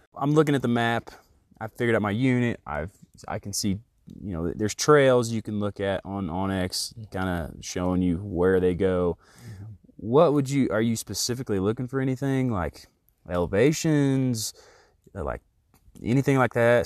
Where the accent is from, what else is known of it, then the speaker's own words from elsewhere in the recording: Indiana, United States; I'm from Indiana.